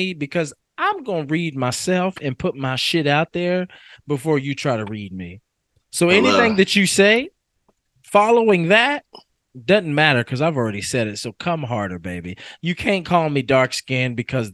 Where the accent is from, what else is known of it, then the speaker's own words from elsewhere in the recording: Kentucky, United States; I am from Kentucky